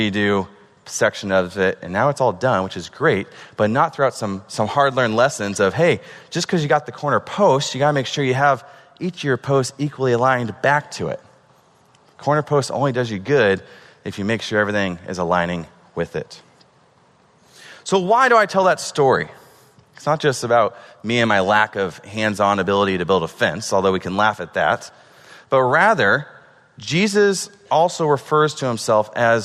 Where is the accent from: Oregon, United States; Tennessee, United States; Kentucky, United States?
Oregon, United States; moved away; I'm from Oregon.